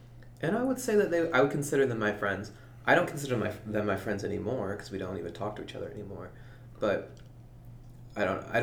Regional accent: United States; growing up in Leah, where it's like safe

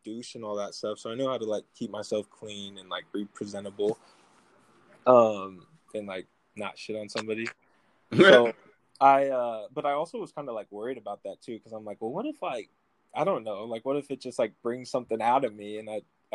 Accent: Midwest, United States; now in Federal Way, United States; I'm from the Midwest

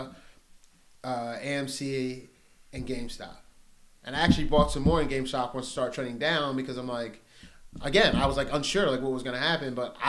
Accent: Pasadena, Maryland, United States; I'm from Pasadena, Maryland

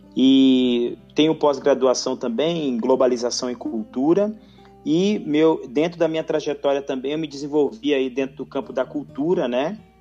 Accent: Rio de Janeiro, Brazil; now in São Paulo, Brazil; eu sou do, do Rio de Janeiro, né? Uhum. E estou em São Paulo desde de 1996

